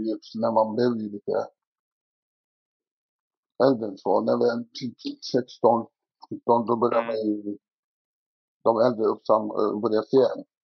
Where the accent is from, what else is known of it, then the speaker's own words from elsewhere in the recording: Stockholm, Stockholm County, Sweden; also born or lived in Dalby; Jag är uppväxt i Tensta och Rinkeby.